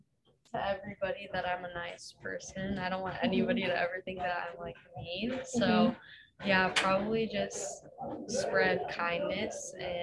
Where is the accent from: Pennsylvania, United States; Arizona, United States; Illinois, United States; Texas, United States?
Arizona, United States; Gilbert; moved away as an adult; now in Hawaii, United States; I'm from Gilbert, Arizona.